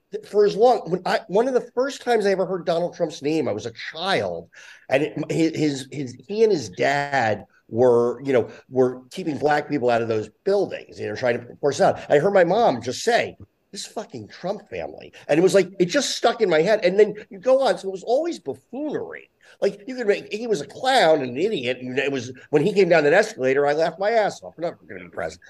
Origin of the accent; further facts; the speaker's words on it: New Jersey, United States; I grew up in Jersey